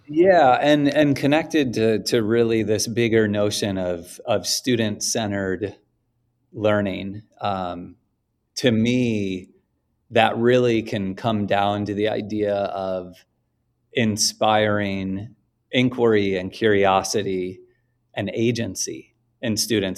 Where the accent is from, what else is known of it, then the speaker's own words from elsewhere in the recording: Oak Park, Illinois, United States; also born or lived in Chicago, United States; the west edge of Chicago was about a block and a half from where I grew up in Oak Park